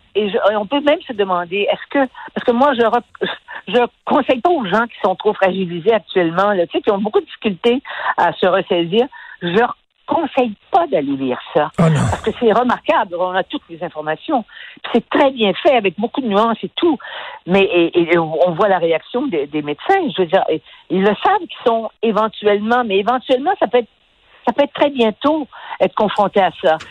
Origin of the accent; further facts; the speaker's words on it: Quebec, Canada; on a des gens chez nous, au Québec